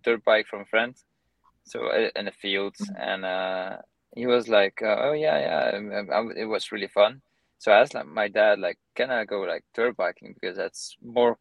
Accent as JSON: {"language": "English", "country": "Belgium", "moved": "yes", "lives_now": "United States"}